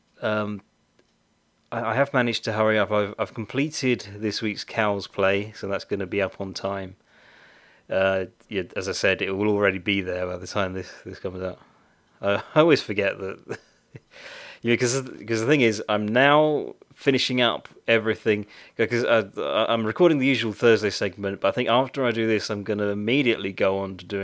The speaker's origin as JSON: {"language": "English", "country": "United Kingdom", "said": "I'm very British."}